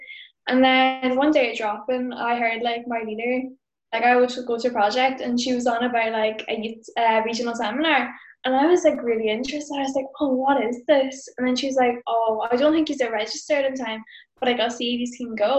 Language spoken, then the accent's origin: English; Donegal, Ulster, Ireland; I'm from Donegal